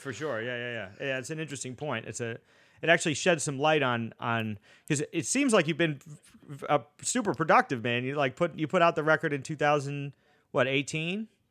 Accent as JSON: {"language": "English", "town": "Boston", "region": "Massachusetts", "country": "United States", "moved": "yes", "said": "I'm from Boston originally, and I went to school out there"}